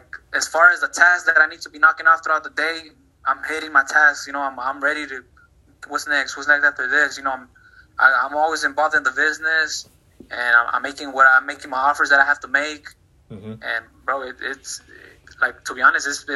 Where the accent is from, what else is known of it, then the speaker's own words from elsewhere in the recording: Dallas, Texas, United States; also born or lived in Mexico; I'm from Dallas, Texas. I was born in Mexico. We kind of migrated over here when I was 5 years old